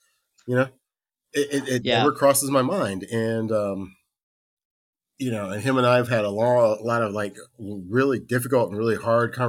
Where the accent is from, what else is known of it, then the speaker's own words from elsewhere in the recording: Virginia Beach, Virginia, United States; Well, see, my family's from Carolina, and I grew up primarily in Virginia Beach. And we got stationed there in 84, 85.